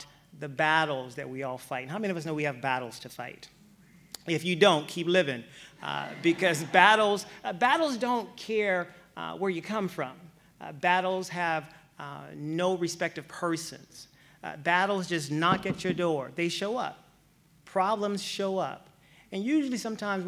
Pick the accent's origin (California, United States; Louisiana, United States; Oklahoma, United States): Louisiana, United States; moved away; So I'm from Louisiana